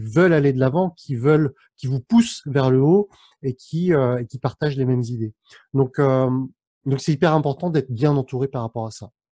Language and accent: French; France; mes parents sont cambodgiens, je suis né en France, mais mes parents sont d'origine cambodgienne